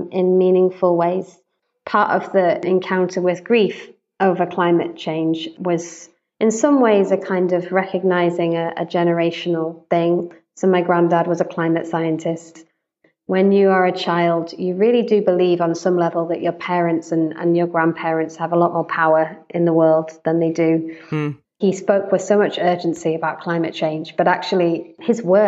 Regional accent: United Kingdom; also born or lived in United States; I'm British, white British. I've lived most of my life in the UK

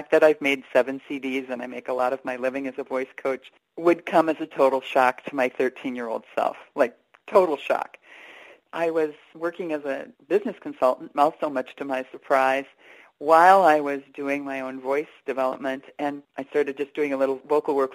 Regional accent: Stillwater, Minnesota, United States; I grew up in Stillwater, Minnesota, a lovely river town

